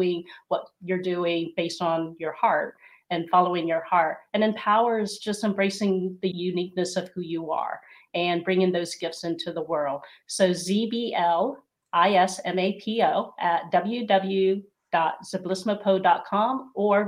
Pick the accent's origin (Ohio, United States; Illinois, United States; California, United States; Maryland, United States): Ohio, United States; There's not very many Filipinos where I grew up in a small rural area in Ohio.